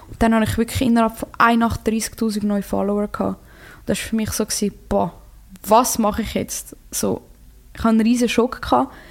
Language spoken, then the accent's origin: German; Croatia; ich bin Kroatin und ich hätte auch, ich, ich mich immer für Kroatien entschieden.